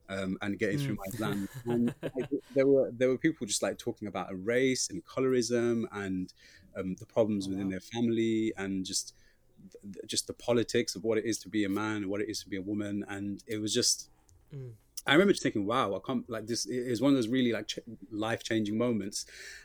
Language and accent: English; Pakistan; So I was writing a lot about like what it is growing up to like being Pakistani